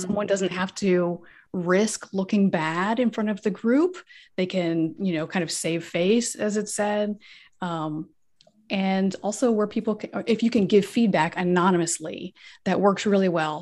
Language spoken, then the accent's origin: English; United States; first language English; moved away as an adult; also born or lived in Korea; So I'm from the United States. So I'm a native English speaker